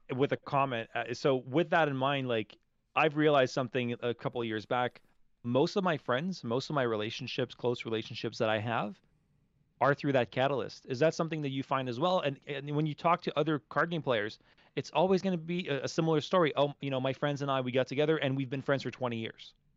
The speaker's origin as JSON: {"language": "English", "town": "Montreal", "region": "Quebec", "country": "Canada", "tie": "born or raised there", "said": "You're from my, my hometown"}